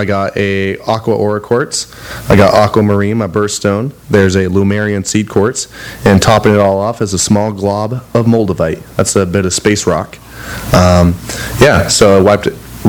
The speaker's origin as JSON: {"language": "English", "region": "Montana", "country": "United States", "also_born_or_lived": "Colorado", "moved": "yes", "said": "I'm from Montana, but I was working in Colorado."}